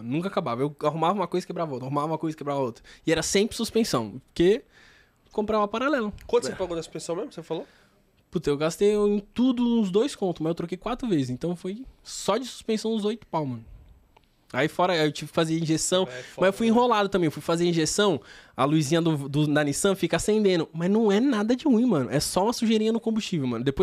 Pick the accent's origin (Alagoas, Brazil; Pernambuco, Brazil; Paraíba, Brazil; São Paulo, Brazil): São Paulo, Brazil; Taboão da Serra; e como eu sou do Taboão tá muita gente que me segue é do Taboão